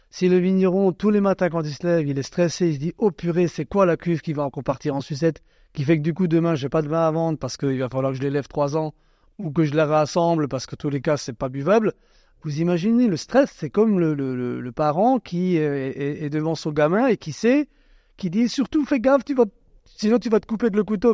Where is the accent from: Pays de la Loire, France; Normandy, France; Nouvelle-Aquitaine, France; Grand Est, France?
Grand Est, France; Alsace